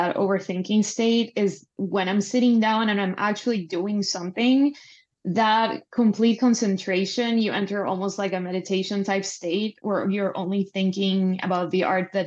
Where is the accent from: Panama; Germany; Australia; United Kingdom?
Panama; moved away as an adult; now in Los Angeles, United States; I'm Panamanian. I'm from Panama. I lived there most of my life for like 27, 28 years. And then I moved